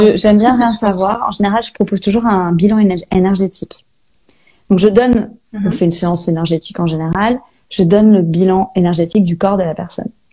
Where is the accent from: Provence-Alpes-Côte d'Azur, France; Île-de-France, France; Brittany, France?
Brittany, France; Saint-Malo; moved away as an adult; also born or lived in Australia; now in Rennes, France; je suis Malouine de Saint-Malo. Euh, voilà, j'ai grandi là-bas.